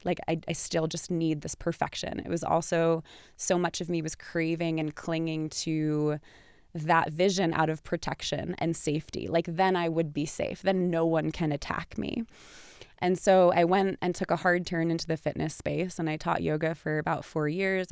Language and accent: English; New York, United States; I'm from New York